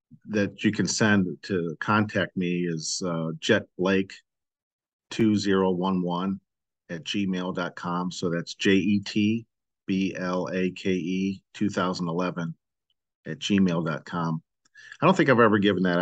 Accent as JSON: {"language": "English", "town": "St. Louis", "region": "Missouri", "country": "United States", "tie": "born or raised there", "moved": "yes", "said": "I grew up in St. Louis. I got out of St. Louis"}